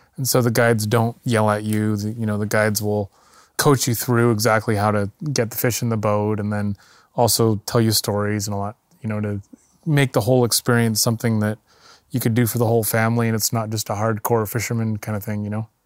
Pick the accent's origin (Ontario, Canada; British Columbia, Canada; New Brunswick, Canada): British Columbia, Canada; Qualicum Beach; also born or lived in Ucluelet, British Columbia; I grew up on the east side of Vancouver Island in a little town called Qualicum